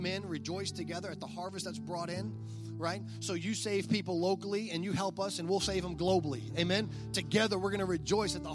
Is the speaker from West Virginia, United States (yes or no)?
no; South Louisiana, United States; I'm from South Louisiana